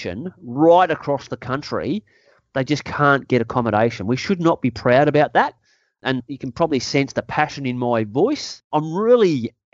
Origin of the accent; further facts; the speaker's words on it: Australia; I'm also an Australian, and I care more about my country